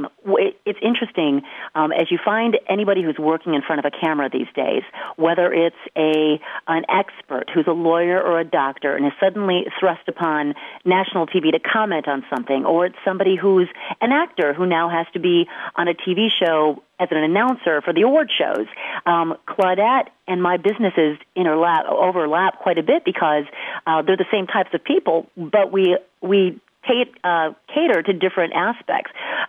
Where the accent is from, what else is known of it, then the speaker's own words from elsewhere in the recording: Detroit, Michigan, United States; Hey, I'm from Detroit.